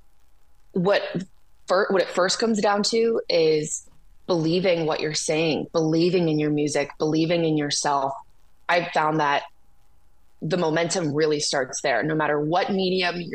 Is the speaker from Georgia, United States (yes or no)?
no; Detroit, Michigan, United States; also born or lived in Nashville, United States; now in Los Angeles, United States; growing up in Detroit